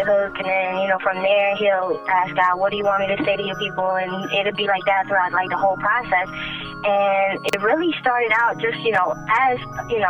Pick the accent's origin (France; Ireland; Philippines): Philippines; moved away; I'm from the Philippines